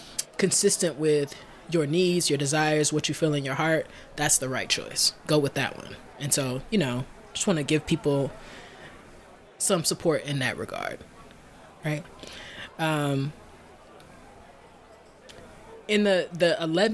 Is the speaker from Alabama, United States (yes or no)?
yes; Alabama, United States; I'm from Alabama